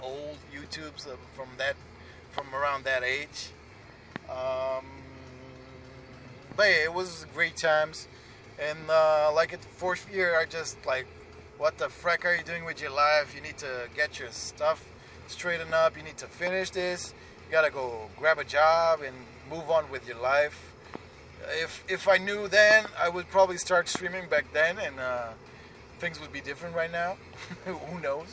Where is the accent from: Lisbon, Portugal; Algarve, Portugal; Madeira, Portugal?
Lisbon, Portugal; Besides me having family there, and it's my hometown. I was born there